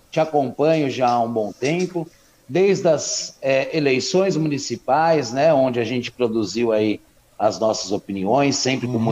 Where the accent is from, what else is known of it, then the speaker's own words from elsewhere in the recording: São Paulo, Brazil; Eu sou de São Paulo, uhum. né? Sou de São Paulo capital, nascido no bairro do Limão, né?